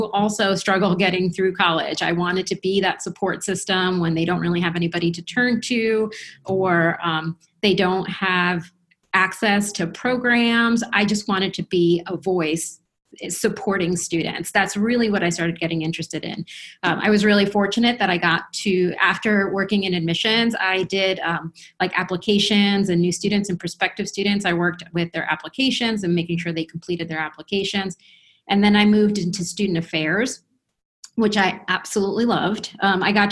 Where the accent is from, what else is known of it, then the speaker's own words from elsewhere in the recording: New Jersey, United States; first language Spanish; English is a second language; moved away as an adult; also born or lived in Colombia / Boston / Michigan / Cleveland, Ohio; I am a native of Colombia, so I actually came to the country. I moved to the country when I was 4, and I grew up in New Jersey